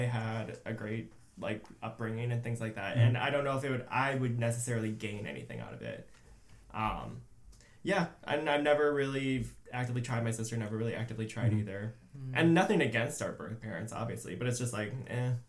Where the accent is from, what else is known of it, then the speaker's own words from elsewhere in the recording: Iowa, United States; moved away as an adult; also born or lived in South Korea; now in Chicago, United States; and then I grew up in Iowa for most of my life, and I moved to Chicago in 2015